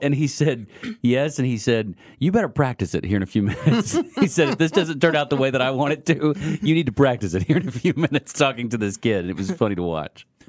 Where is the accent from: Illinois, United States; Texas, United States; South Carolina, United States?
Texas, United States; near Houston; now in Kansas City, United States; I grew up more of an Oilers fan. I grew up closer to Houston.